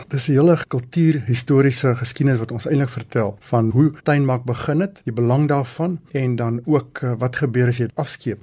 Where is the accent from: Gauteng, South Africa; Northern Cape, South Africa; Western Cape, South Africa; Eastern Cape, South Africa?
Gauteng, South Africa; Johannesburg; ek was in Linde, Johannesburg, ook op skool daar